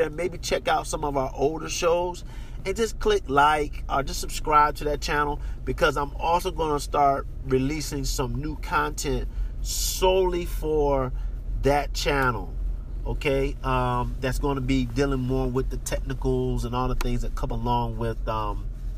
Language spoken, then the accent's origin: English; United States; moved away; I'm American